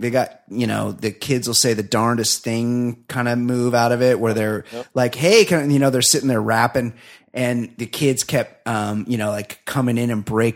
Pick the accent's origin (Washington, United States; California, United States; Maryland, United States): California, United States; Southern; I'm from Southern California